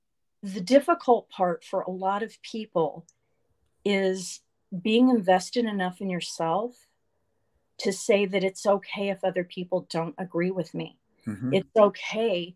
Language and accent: English; Atlanta, Georgia, United States; I grew up in Atlanta during a time of great change